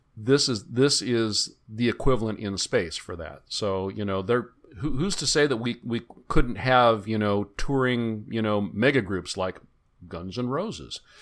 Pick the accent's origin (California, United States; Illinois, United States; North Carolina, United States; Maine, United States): California, United States; Bay Area; I grew up in the Bay Area.